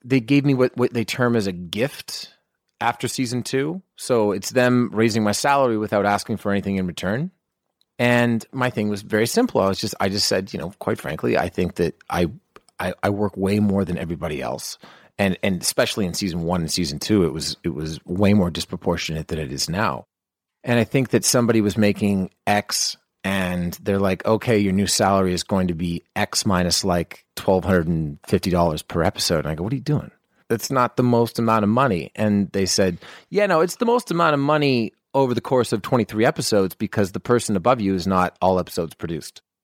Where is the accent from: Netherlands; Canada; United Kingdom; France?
Canada; moved away; try to hire me as a Canadian.